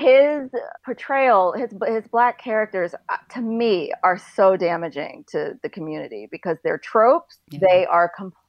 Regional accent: Northern Virginia, United States; I'm from Northern Virginia.

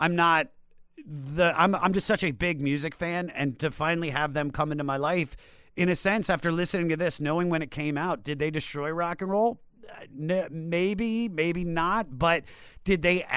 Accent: United States; I grew up right outside of Washington, D.C.

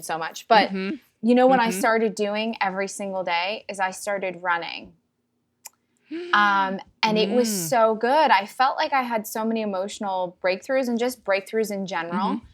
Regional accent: Sacramento, California, United States; also born or lived in San Francisco; I grew up in Sacramento

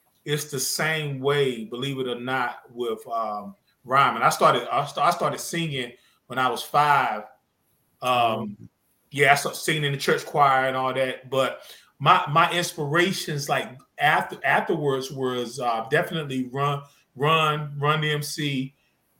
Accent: North Carolina, United States; I'm from the South, born and raised from the South

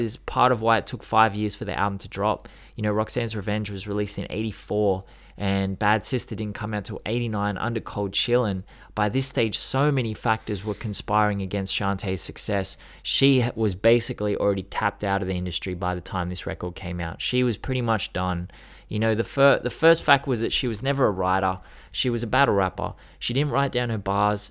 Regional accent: Australia; I'm Australian, and we're so, we're so yokel.

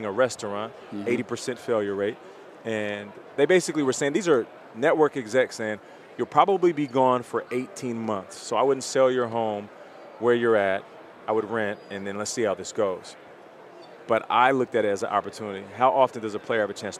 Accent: Canada; I'm Canadian.

